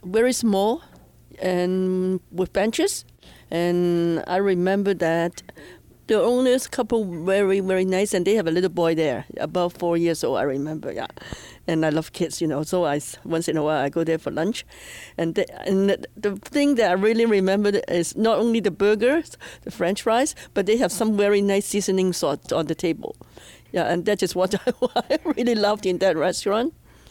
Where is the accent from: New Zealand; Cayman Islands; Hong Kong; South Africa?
Hong Kong; now in Edmonton, Canada; I came to Edmonton from Hong Kong in 1977, actually.